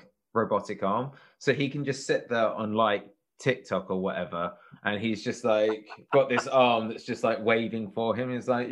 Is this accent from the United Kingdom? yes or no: yes; United Kingdom; as you might be able to tell from our accents, I'm British.